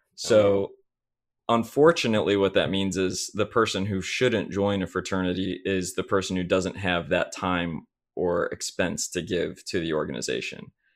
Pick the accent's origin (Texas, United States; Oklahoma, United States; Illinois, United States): Illinois, United States; Chicago; now in Indianapolis, United States; I'm from Chicago, Illinois area